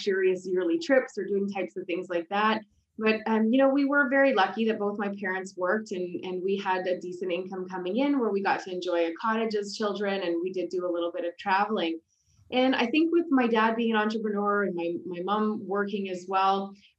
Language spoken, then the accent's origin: English; Ottawa, Ontario, Canada; also born or lived in Thunder Bay; I grew up in Ottawa, Ontario, in Canada. And I grew up with a wonderful family here.